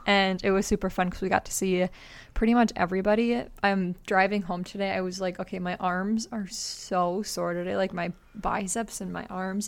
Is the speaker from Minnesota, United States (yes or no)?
yes; Minnesota, United States; we're from Minnesota